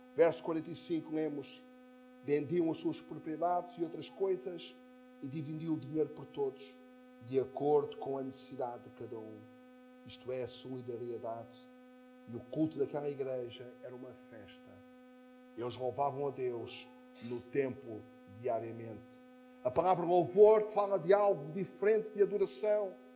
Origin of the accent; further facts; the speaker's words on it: Póvoa de Santa Iria, Lisbon, Portugal; now in Algés, Portugal; Na minha eh, adolescência, na minha juventude, quando em Póvoa de Santaria se juntava quase toda a igreja